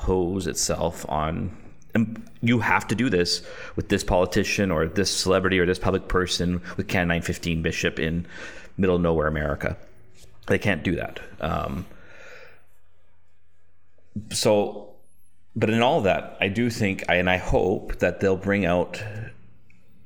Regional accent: Canada; I'm a Canadian

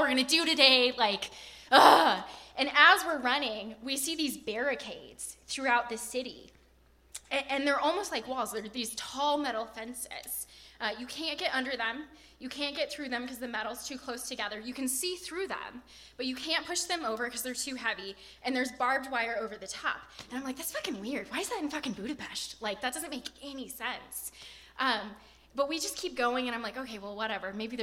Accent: Portland, United States; I'm from Portland.

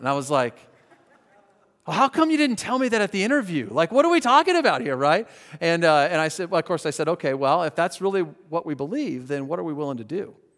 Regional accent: Colorado, United States; Christy and I grew up in Colorado

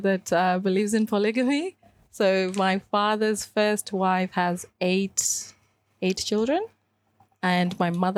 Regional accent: Sydney, New South Wales, Australia; moved away as an adult; also born or lived in Kenya / Caroline Springs, Melbourne; now in Melbourne, Australia; I moved to Melbourne when I was already an adult. So I grew up in Western Sydney

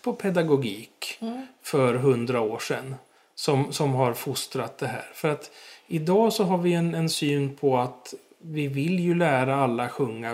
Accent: Stockholm, Stockholm County, Sweden; accent: Stockholm dialect; moved away as an adult; now in Gärdsjö, Sweden; Alltså dialekten avslöjar ju att jag kommer från Stockholm

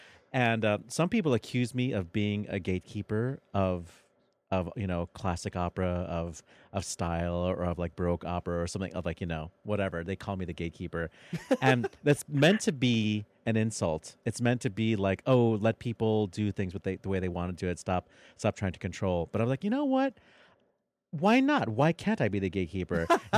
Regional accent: Philippines; I'm Filipino. I never get old.

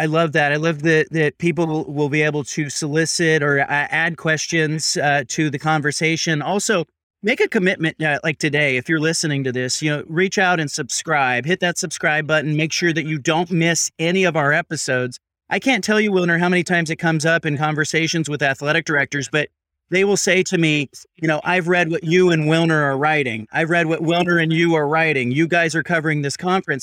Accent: Pac-12 footprint, the West, United States; I grew up in the Pac twelve footprint

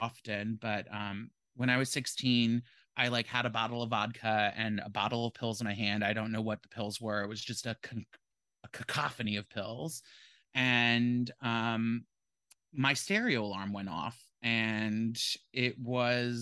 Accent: Hudson Valley, Catskill area, New York, United States; I was born and raised in the Hudson Valley in the Catskill area

